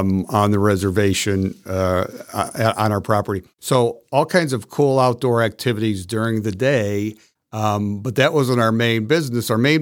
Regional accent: Parma, Ohio, United States; I grew up in Cleveland, Ohio, you know, Parma, Ohio, in the suburbs of Cleveland

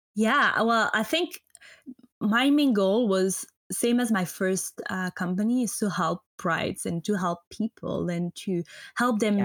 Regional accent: French-speaking Switzerland, Romandy, Switzerland; English is a second language; moved away as an adult; I'm not American, so I'm from Switzerland, the French-speaking part of Switzerland

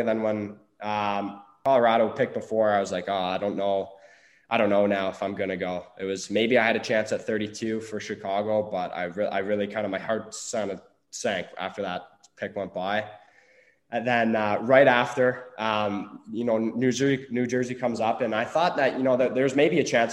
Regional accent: Peterborough, Ontario, Canada; going into Peterborough, which was, uh, totally unexpected going back to my hometown

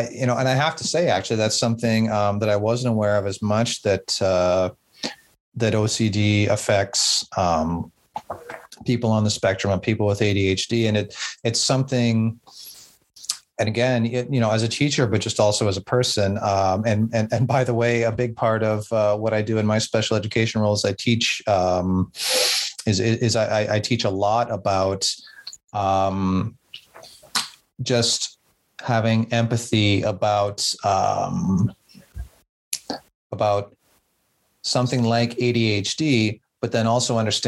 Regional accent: Southern Ontario, Canada; also born or lived in Nova Scotia; mostly grew up in Southern Ontario, but I also went out to Nova Scotia in Canada for 4 years when I was in university.

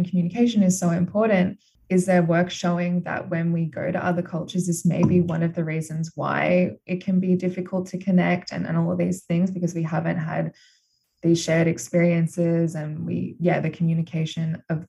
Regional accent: Australia; also born or lived in United States; I'm Australian, but I did my undergrad in the US

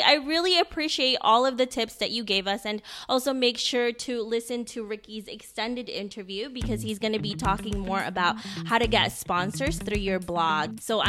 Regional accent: Philippines; Being Filipino myself, I know Filipinos are very hospitable

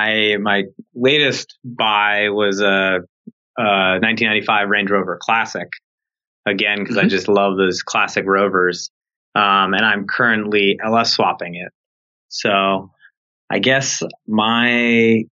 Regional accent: New York City, New York, United States; I grew up in New York City

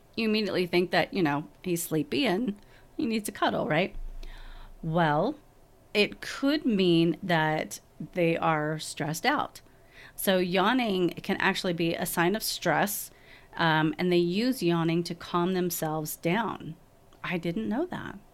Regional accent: Texas, United States; moved away as an adult; now in Salt Lake City, United States; I'm originally from Texas

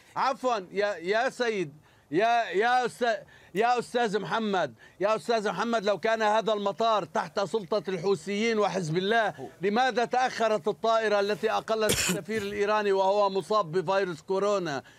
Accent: Lebanon; أنا كمواطن لبناني

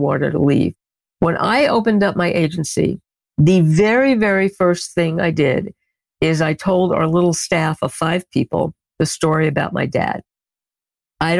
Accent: New York City, New York, United States; accent: Bronx; I learned a lot of four-letter words growing up in the Bronx

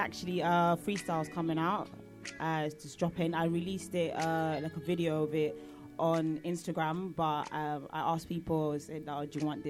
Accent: Kenya; From Kenya, I'm from Luo tribe

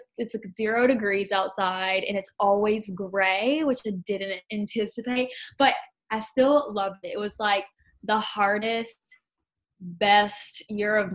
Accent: North Carolina, United States; moved away as an adult; also born or lived in Virginia / California / Utah / New York City; now in Dallas, United States; I'm from North Carolina

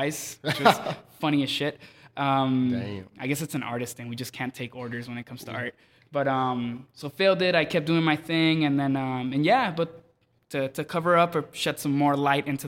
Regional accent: Los Angeles, California, United States; also born or lived in Mexico / Hawthorne, California; I'm originally from Mexico. I migrated here when I was like 5 years old. I lived in South Central, Compton, and I made my way to the beach, to Hawthorne.

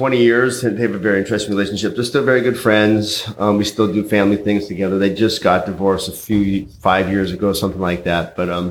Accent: Helena, Montana, United States; Originally, I'm from Montana. Grew up in Helena. I grew up on a yoga retreat ranch way in the mountains.

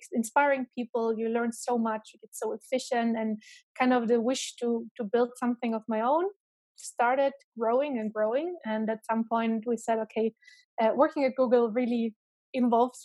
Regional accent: Germany; moved away as an adult; also born or lived in Romania / Tübingen, Germany / Ireland / Boston, United States; I was born in Romania, then raised in Germany.

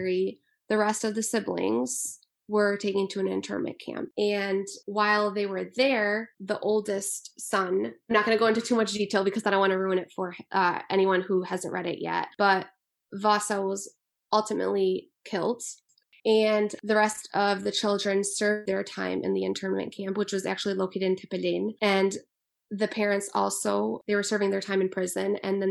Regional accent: Macomb Township, Michigan, United States; born or raised there; also born or lived in Liège (ASR / likely Lezhë), Albania

